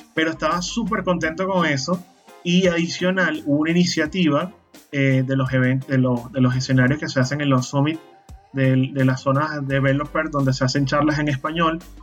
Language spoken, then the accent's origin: Spanish; Maracay, Aragua, Venezuela; moved away as an adult; now in Panama; mi ciudad natal, en Maracay, en el estado de Aragua, fundamos el grupo de usuarios de Linux de Maracay.